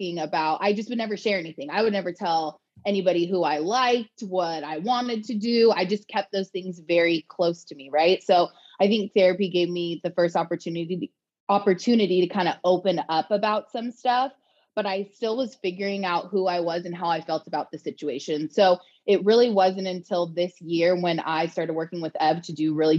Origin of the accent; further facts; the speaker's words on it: Long Beach, California, United States; now in Austin, United States; I'm originally from Long Beach, California